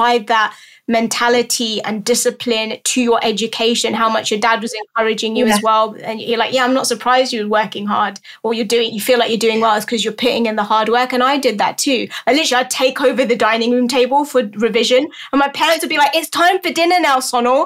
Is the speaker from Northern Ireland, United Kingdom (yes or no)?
no; London, United Kingdom; I'm born and raised in London, lived here all my life.